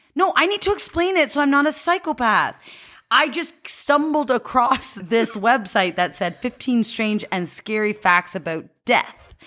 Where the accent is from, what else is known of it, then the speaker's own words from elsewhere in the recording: Cambridge, Ontario, Canada; I'm from Cambridge, Ontario